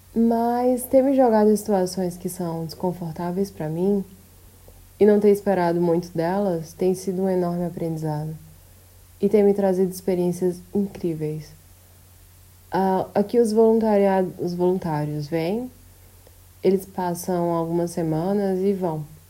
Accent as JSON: {"language": "Portuguese", "country": "Brazil", "moved": "yes"}